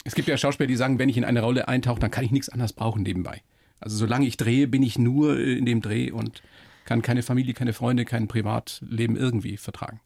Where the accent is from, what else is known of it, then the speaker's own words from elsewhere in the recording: Upper Palatinate, Bavaria, Germany; aus der Oberpfalz, also aus meiner Heimat